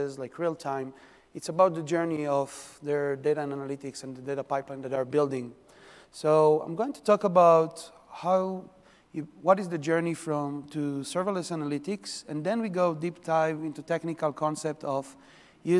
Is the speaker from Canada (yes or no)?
no; Israel; now in New York, United States; I'm from New York. Originally, I'm from Israel. This is where the accent from.